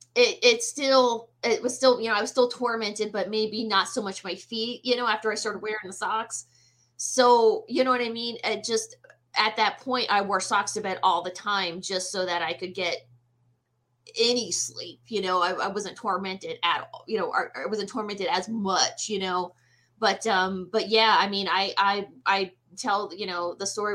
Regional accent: the South, United States; I was born and raised in the South

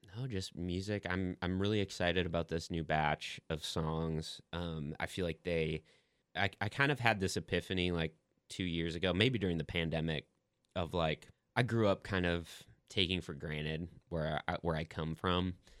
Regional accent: Sauk Rapids, Minnesota, United States; moved away as an adult; now in Nashville, United States; my experience growing up in Minnesota

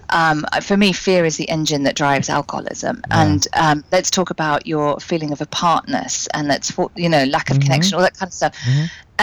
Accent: Cambridge, East of England, United Kingdom; And you know, obviously I'm British, and in the UK.

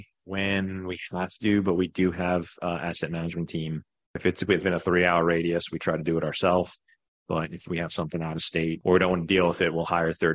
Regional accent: Greenville, South Carolina, United States; but we're from Greenville, South Carolina.

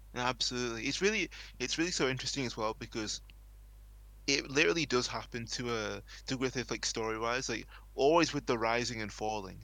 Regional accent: England, United Kingdom; here in England

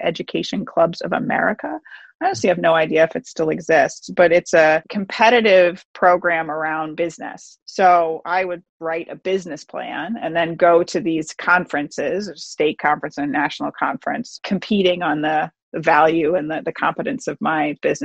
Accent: Boston, Massachusetts, United States; also born or lived in Northern California; Grew up just outside Boston for the most part. I was born in Northern California, but we moved when I was two. So really, I'm pretty much from Boston

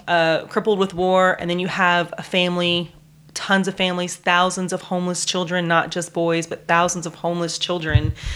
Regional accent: United States; as an American

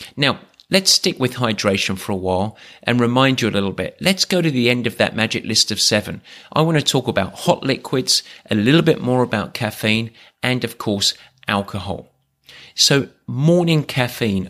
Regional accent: England, United Kingdom; I'm English

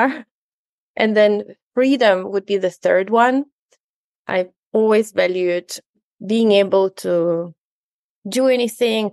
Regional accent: Ukraine; now in New Zealand; I'm originally from Ukraine

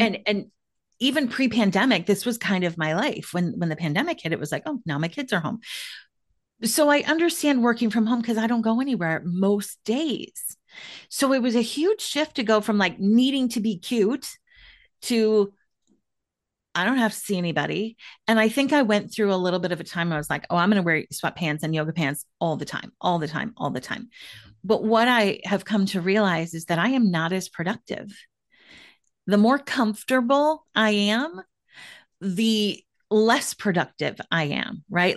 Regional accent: Minneapolis-St. Paul area, Minnesota, United States; moved away as an adult; also born or lived in Washington, D.C. area; I am back in somewhat rural, like exurb kind of Minneapolis, St. Paul area

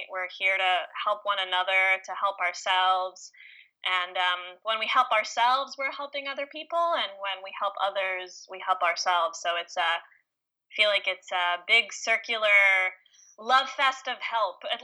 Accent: Israel; also born or lived in New York / St. Louis, Missouri; I was born in New York, and then I grew up in Israel for a few years, seven years exactly.

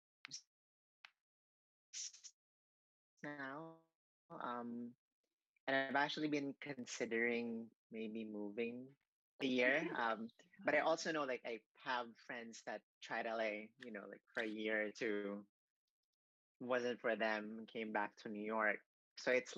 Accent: Cebu City, Central Visayas, Philippines; moved away; this was in my hometown in Cebu in the Philippines

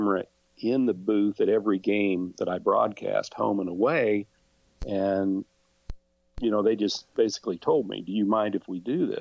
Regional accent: Independence, Kansas, United States; my hometown of Independence

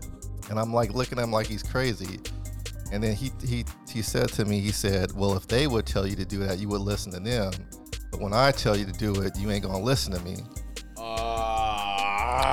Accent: West Coast, United States; Because, you know, I'm from the West Coast.

